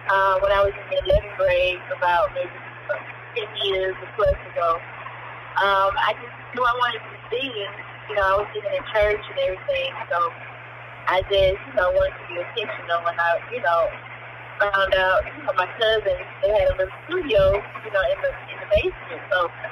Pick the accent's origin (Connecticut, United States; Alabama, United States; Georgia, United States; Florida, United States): Georgia, United States; Atlanta; I'm a producer from Atlanta, Georgia